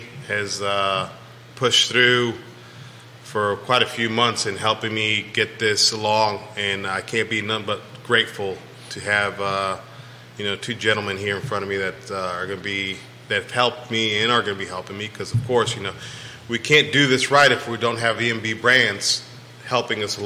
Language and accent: English; California, United States; now in Virginia, United States; I was born in California